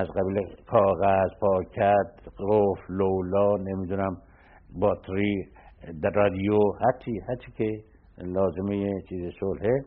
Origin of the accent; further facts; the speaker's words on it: Tehran, Tehran Province, Iran; شروع تحصیلات ما از بچگی در تهران بوده